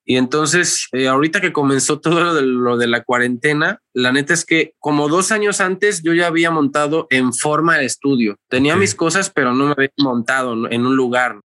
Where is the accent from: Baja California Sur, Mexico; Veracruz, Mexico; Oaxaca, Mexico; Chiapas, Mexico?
Veracruz, Mexico; Xalapa; Soy originario del puerto de Veracruz, pero pues ya tengo toda mi vida viviendo aquí en Jalapa